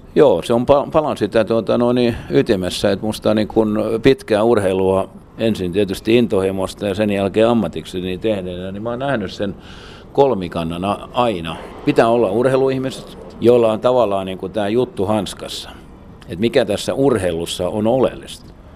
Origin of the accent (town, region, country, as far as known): Turku, Southwest Finland, Finland; moved away as an adult; also born or lived in North America